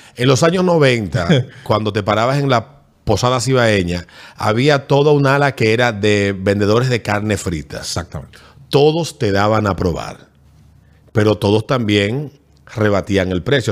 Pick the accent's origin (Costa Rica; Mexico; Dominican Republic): Dominican Republic; Fantino, Sánchez Ramírez; mi pueblo de Fantino